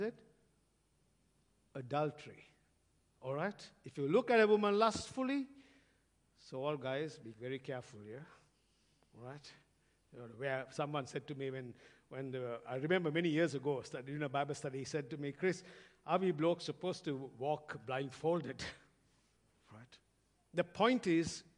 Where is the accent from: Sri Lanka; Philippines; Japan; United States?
Sri Lanka; now in Australia; growing up in Sri Lanka, I used to drive past many army barracks